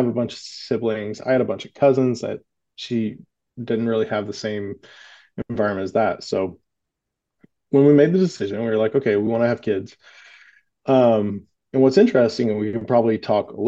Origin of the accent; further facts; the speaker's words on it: Southern United States, United States; growing up in the Southern United States